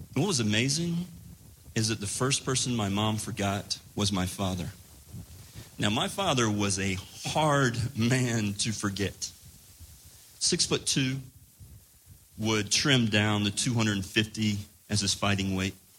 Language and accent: English; Laurinburg, North Carolina, United States; moved away; I moved back to my hometown in rural North Carolina